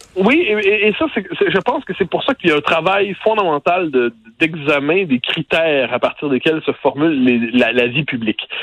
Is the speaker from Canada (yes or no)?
yes; Quebec, Canada; je suis québécois